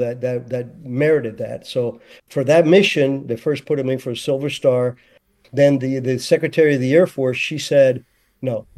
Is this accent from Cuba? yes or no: yes; Cuba; now in United States; I'm American 100%, but I'd never forget my roots because that's, you know, that's where I was born.